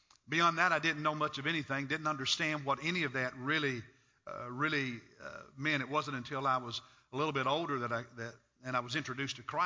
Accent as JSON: {"language": "English", "region": "Kentucky", "country": "United States", "tie": "born or raised there", "said": "When I was a kid growing up in Kentucky"}